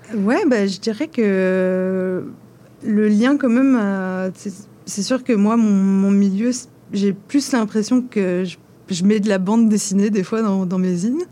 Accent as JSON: {"language": "French", "country": "France", "moved": "yes", "said": "je suis française"}